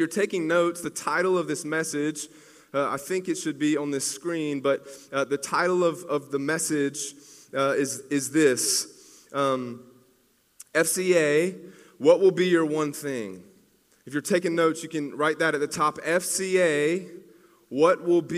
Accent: Greenville, South Carolina, United States; now in Clemson, United States; I'm from Greenville.

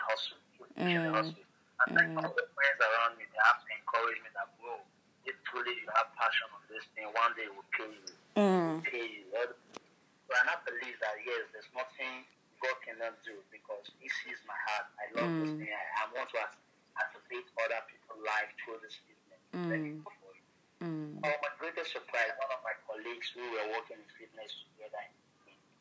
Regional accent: Benue, Nigeria; now in Lagos, Nigeria; I'm from Middlebury, Benue State

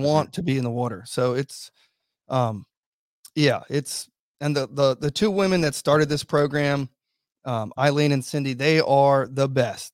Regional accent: Virginia Beach, Virginia, United States; in my hometown, we got the biggest naval base in the whole entire world.

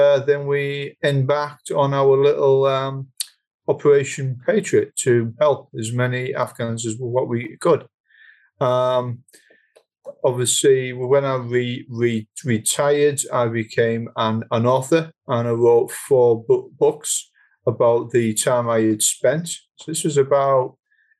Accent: United Kingdom; I am a British national. I'm not an American

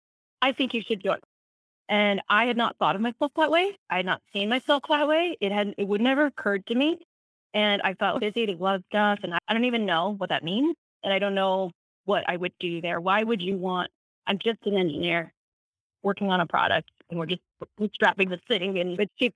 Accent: South Africa; I'm not from Gap. I grew up in South Africa.

